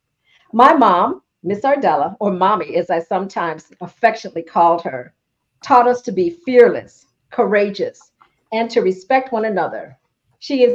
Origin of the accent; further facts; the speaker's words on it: Ithaca, New York, United States; a young country girl growing up in Ithaca